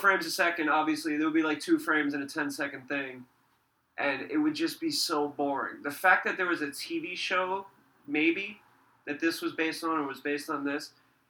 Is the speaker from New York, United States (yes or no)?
yes; New York City, New York, United States; moved away as an adult; also born or lived in Tennessee / California; I grew up in East Brooklyn.